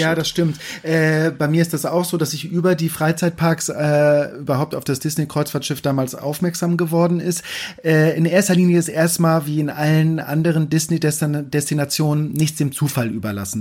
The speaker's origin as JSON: {"language": "German", "town": "Kiel", "region": "Schleswig-Holstein", "country": "Germany", "said": "ich komme aus Kiel, also von der Ostsee. Mein Vater war bei der Marine, das heißt, ich hatte auch als Kind immer äh, wieder Bezug äh, zu Schiffen"}